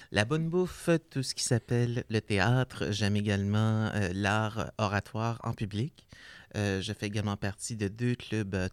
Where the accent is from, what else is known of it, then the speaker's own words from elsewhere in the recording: Quebec, Canada; moved away as an adult; also born or lived in Maillardville area, British Columbia; now in Coquitlam, Canada; originaire du Québec, vivant dans la région ici depuis plus de dix